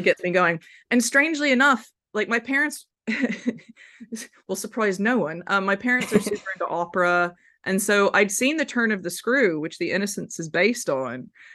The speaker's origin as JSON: {"language": "English", "town": "Memphis", "region": "Tennessee", "country": "United States", "tie": "born or raised there", "said": "I grew up in Memphis, Tennessee"}